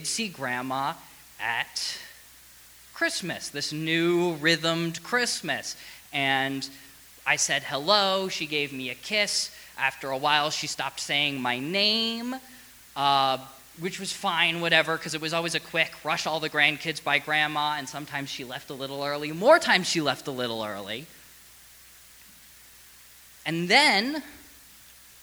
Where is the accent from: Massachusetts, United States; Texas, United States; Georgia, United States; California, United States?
Massachusetts, United States; Boston; We're from the Boston area, but at one point my parents moved with me, of course, from the Boston area to right outside, like within commuting distance